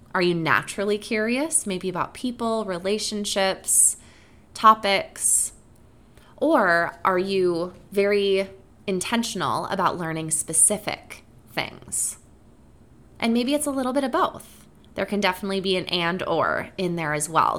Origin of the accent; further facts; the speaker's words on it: Wisconsin, United States; growing up in Wisconsin